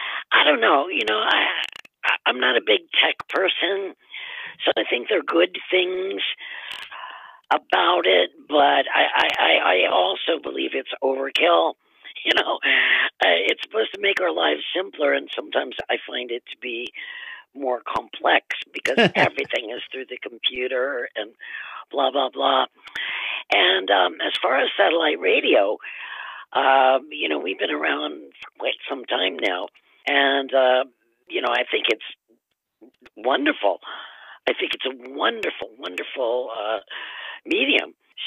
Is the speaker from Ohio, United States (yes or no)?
yes; Cleveland, Ohio, United States; also born or lived in Massachusetts; Well, my dad, I moved with my mom and dad. I'm an only child, and he got a position in Cleveland, and we moved there.